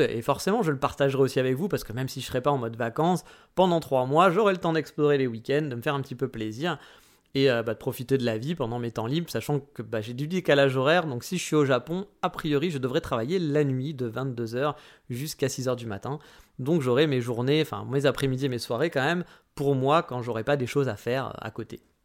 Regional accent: France; on pouvait rester 3 mois en tant que Français

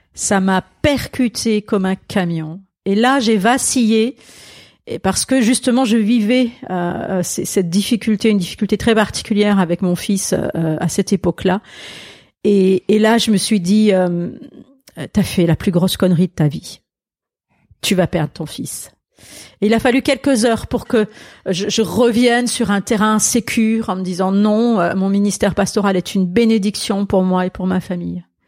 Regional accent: Alsace, Grand Est, France; French is a second language; moved away; also born or lived in Marseille; c'est l'Alsace, oui, oui, oui, le français est ma deuxième langue

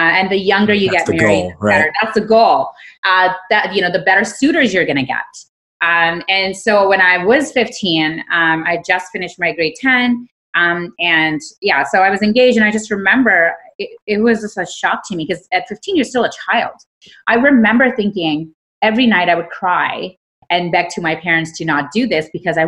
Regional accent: Karachi, Sindh, Pakistan; So I grew up in Karachi, Pakistan, and, you know, just growing up

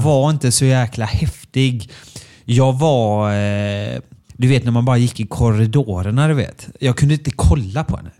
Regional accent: Björkö, Västra Götaland, Sweden; jag är från Björkö

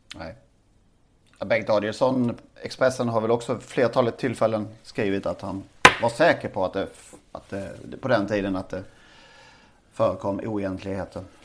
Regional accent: Karlshamn, Blekinge, Sweden; min hemstad

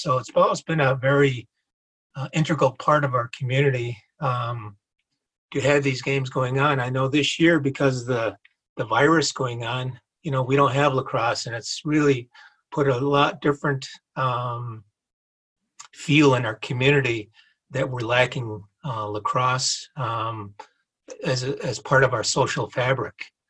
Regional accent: Seneca Nation, New York, United States; I'm from the Seneca Nation

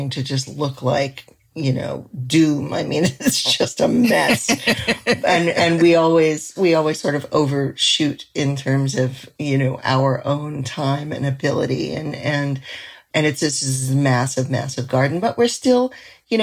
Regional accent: New York City, New York, United States; now in New England, United States; I grew up in Manhattan

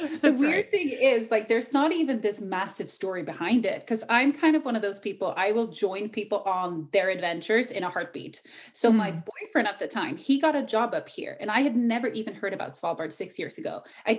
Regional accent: Ireland; accent: Irish; moved away; also born or lived in Australia / England; I kind of grew up living in Ireland for a few years. So you'll hear a hint of Irish. I actually usually had like a super thick Irish accent, but it faded over the years.

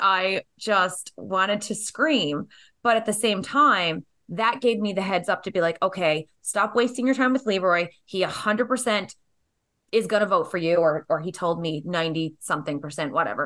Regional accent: Canada; growing up in Canada

